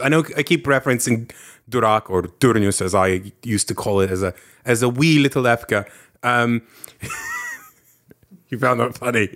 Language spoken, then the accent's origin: English; Lithuania; moved away; I grew up in the Soviets.